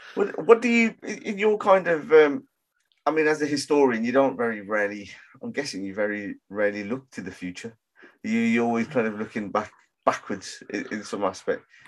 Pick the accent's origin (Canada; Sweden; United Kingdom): United Kingdom; Birmingham, West Midlands; I grew up in Handsworth in Birmingham